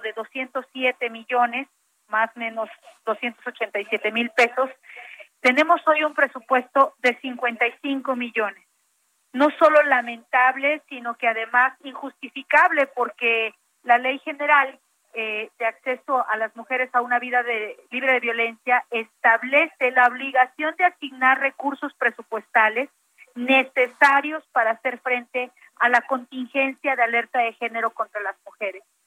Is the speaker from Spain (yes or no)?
no; Mexico; como mexicanas